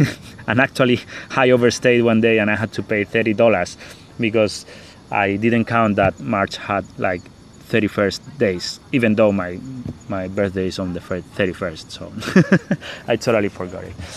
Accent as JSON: {"language": "English", "country": "Spain", "second_language": "English", "moved": "as an adult", "said": "I'm from from Spain"}